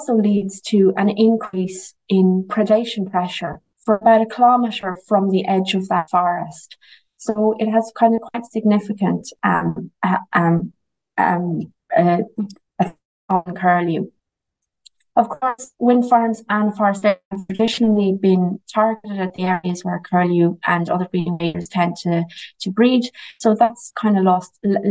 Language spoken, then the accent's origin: English; Ireland; I'm from the Shannon Callows